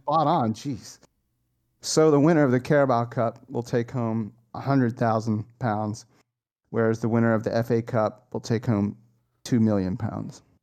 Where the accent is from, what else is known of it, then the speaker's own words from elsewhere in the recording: United States; as American